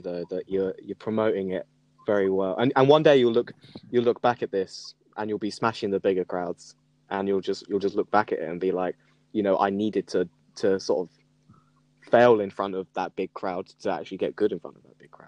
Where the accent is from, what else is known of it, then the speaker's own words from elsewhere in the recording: Norfolk, East of England, United Kingdom; also born or lived in Suffolk; now in Brighton, United Kingdom; I am Brighton based. Yeah. yeah. now I am. I was born in Norfolk though. No, I was born in Suffolk, but I lived in Norfolk.